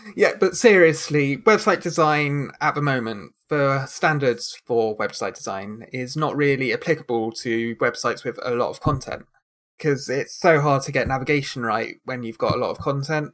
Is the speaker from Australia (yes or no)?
no; United Kingdom; I am very British